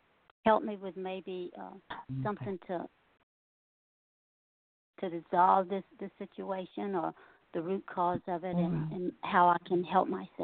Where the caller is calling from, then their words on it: Louisiana, United States; Hello, this is … from Louisiana.